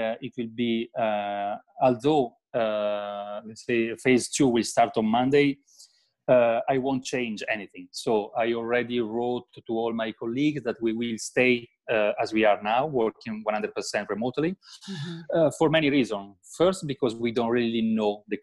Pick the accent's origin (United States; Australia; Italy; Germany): Italy; I'm talking from the Italian perspective